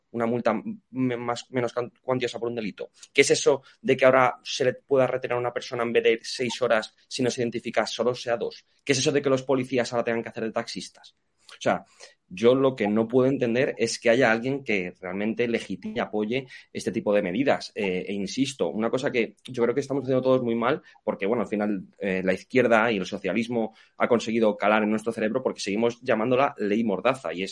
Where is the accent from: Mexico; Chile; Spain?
Spain; los que nos sentimos desprotegidos somos todos los españoles